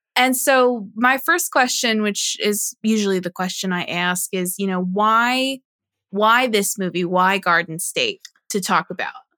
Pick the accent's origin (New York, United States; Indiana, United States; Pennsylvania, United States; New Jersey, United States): New Jersey, United States; born or raised there